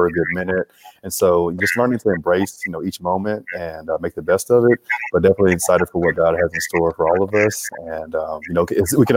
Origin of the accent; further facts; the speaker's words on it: Grenada, Mississippi, United States; moved away as an adult; now in Dallas, United States; born and raised in Grenada, Mississippi